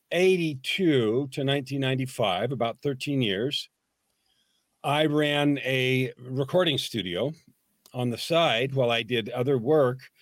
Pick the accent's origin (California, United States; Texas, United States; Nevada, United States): California, United States; San Francisco Bay Area; I grew up in the San Francisco Bay Area